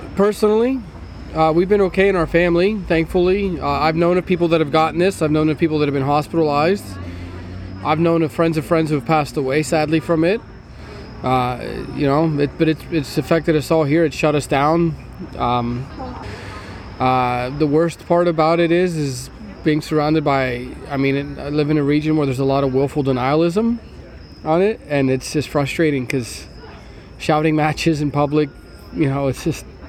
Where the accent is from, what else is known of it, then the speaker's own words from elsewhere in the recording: Pennsylvania, United States; my home state.